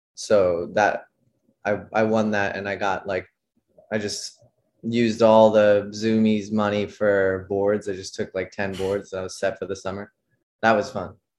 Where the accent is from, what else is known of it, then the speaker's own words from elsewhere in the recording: Saratoga, California, United States; I'm from the Bay Area, like an hour south of S F in Saratoga, California